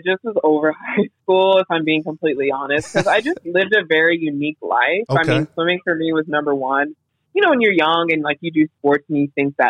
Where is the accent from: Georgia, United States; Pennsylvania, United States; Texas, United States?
Texas, United States; West; I grew up in West Texas, so all it really was football and oil